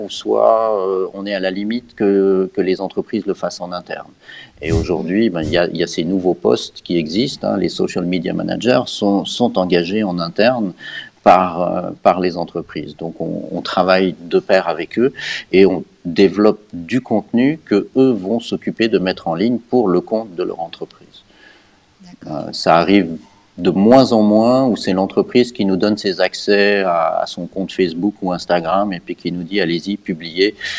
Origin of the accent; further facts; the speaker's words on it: Geneva, Switzerland; also born or lived in Canada / United Kingdom / United States; J'habite Genève depuis très longtemps. Euh, j'ai fait mes études et mon, mes écoles ici